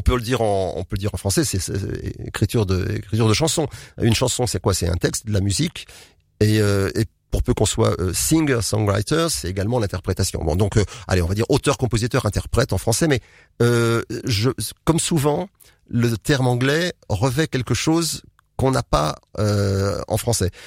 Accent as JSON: {"language": "French", "town": "Nantes", "region": "Pays de la Loire", "country": "France", "moved": "as an adult", "lives_now": "Marcq-en-Barœul, France", "said": "Je suis nantais."}